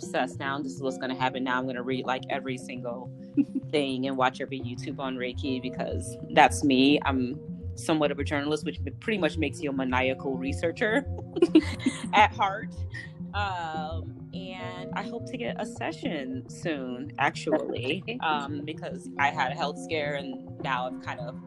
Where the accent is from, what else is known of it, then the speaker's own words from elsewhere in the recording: Chicago, Illinois, United States; moved away as an adult; now in Los Angeles, United States; Chicago, my hometown